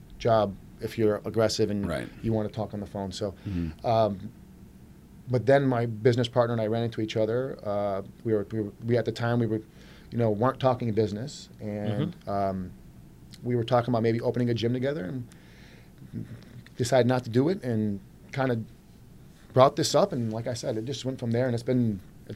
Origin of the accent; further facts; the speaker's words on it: Clinton Township, Michigan, United States; also born or lived in New York; I'm born and raised in Michigan here. I'm Clinton Township guy, East Side guy